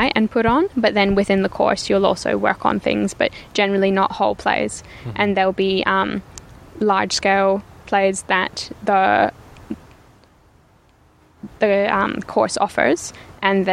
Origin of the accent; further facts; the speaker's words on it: Perth, Western Australia, Australia; also born or lived in London; I grew up in Perth, though.